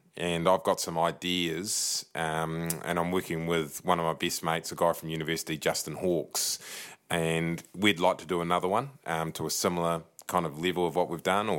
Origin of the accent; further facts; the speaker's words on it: Taranaki, New Zealand; I'm from Taranaki.